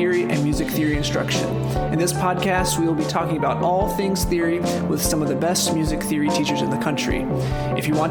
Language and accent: English; Northeastern Ohio, United States; I'm actually from Northeastern Ohio